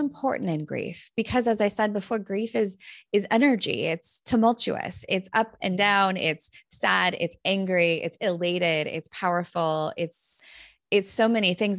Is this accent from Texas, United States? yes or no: no; Northern California, United States; moved away as an adult; now in Minnesota, United States; I grew up in Northern California where we have a lot of these big fires.